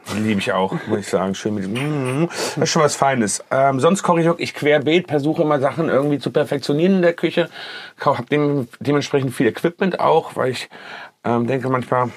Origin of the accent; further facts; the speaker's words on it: Kassel, Hesse, Germany; now in Düsseldorf, Germany; ich komme ursprünglich aus Kassel